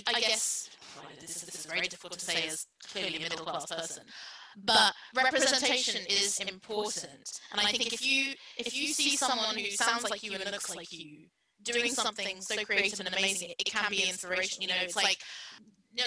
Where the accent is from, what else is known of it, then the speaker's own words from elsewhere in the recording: United Kingdom; I'm not British, but I grew up in Britain.